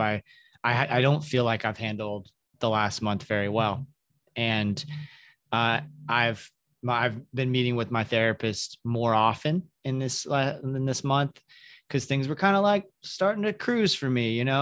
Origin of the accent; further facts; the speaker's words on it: the South, United States; moved away; I grew up in the South in the evangelical church